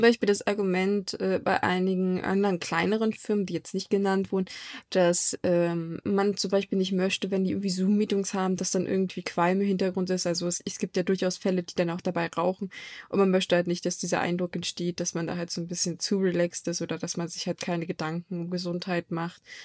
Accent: Germany; bei uns in Deutschland

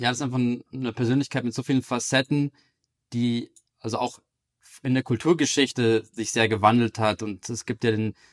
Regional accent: Munich, Bavaria, Germany; born there; also born or lived in Amsterdam / London / Berlin; Ich bin in München geboren, 1986.

